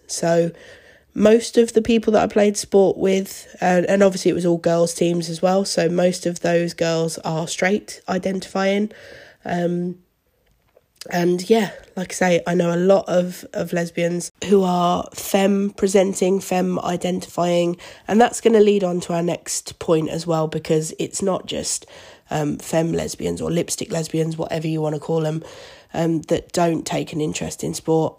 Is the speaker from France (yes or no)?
no; Seaford, South East England, United Kingdom; also born or lived in Brighton; I was actually brought up in Seaford, which is a small town, maybe half an hour outside of Brighton